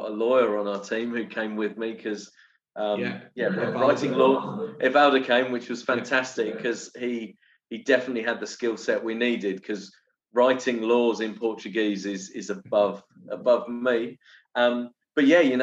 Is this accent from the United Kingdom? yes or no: yes; England, United Kingdom; now in Brazil; me and Andy have this challenge of being English